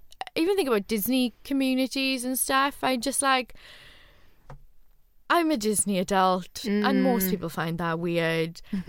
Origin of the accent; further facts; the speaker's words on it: the Rhondda, Wales, United Kingdom; accent: Welsh; I've gone really Welsh, by the way. I've gone, oh, I'm from the Rhondda, and so now I'm really Welsh.